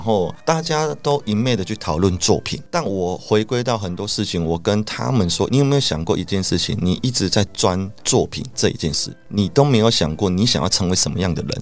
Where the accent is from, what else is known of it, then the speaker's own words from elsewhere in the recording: Taiwan; 我们台湾人